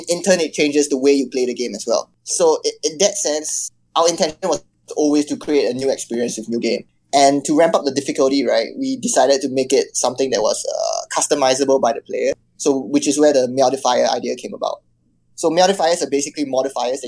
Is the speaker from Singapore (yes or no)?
yes; Singapore; I'm from Singapore, which is considered like Southeast Asia